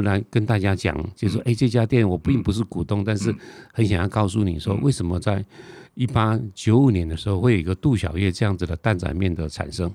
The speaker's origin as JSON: {"language": "Chinese", "country": "Taiwan", "also_born_or_lived": "Tainan", "said": "我们台湾人就傻傻地以为说是荷兰人"}